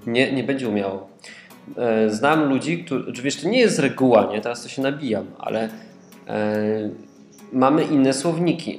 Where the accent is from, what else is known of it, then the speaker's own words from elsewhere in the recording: Katowice, Silesian Voivodeship, Poland; Ja jestem z dużego miasta, jestem z Katowic